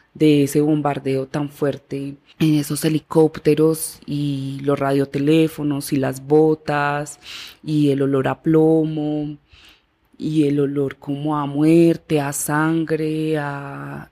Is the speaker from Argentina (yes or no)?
no; Medellín, Antioquia, Colombia; yo nací en la ciudad de Medellín y crecí en San Javier, Vereda La Loma, Comuna 13 de Medellín.